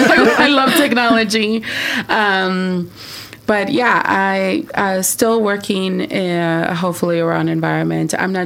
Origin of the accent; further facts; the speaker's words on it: Michoacán, Mexico; Yeah, but I come from Michoacán, and my parents were farm workers.